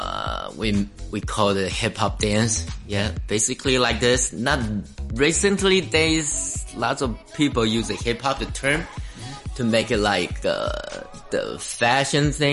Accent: Taiwan; now in Hong Kong; I'm from Taiwan, but live in Hong Kong

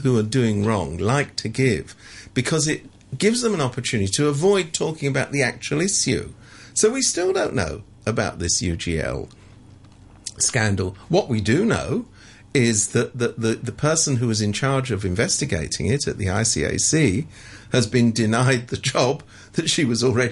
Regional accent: London, United Kingdom; now in Hong Kong; I come from London.

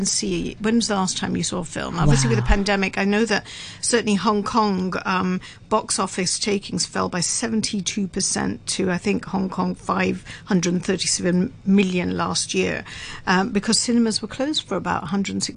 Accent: United Kingdom; I'm British

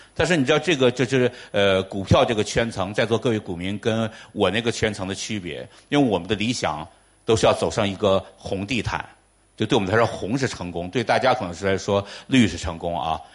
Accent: Changchun, Jilin, China; 我就是长春人

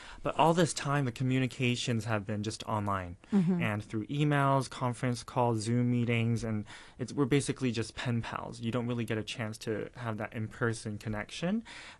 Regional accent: Vancouver, British Columbia, Canada; now in Hong Kong; I was born in Hong Kong, raised in Vancouver, Canada, and it was my grandma that raised me up in Vancouver herself.

